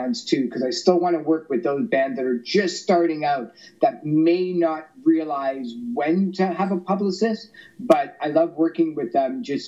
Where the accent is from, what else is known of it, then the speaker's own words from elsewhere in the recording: Toronto, Ontario, Canada; I grew up in Toronto